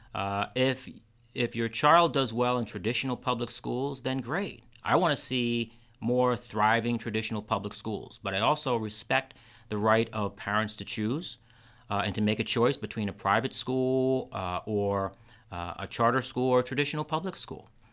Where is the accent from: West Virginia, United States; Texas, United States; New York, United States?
New York, United States; Kingston; now in Rochester, United States; I grew up in Kingston, New York.